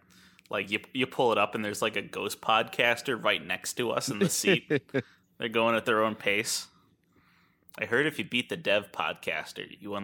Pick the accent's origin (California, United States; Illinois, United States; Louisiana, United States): Louisiana, United States; New Orleans; I'm from New Orleans.